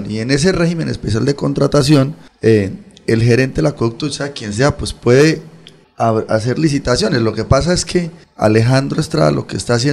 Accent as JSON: {"language": "Spanish", "town": "Bolívar", "region": "Santander", "country": "Colombia", "said": "Yo soy de Bolívar, Santander."}